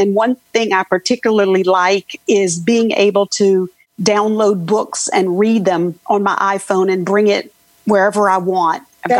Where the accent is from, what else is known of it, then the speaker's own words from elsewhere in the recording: Louisiana, United States; from Louisiana.